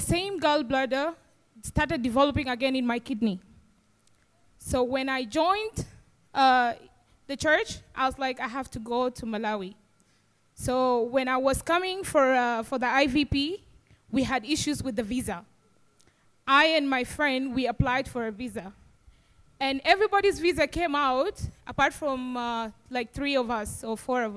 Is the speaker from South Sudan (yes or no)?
yes; South Sudan; I'm from South Sudan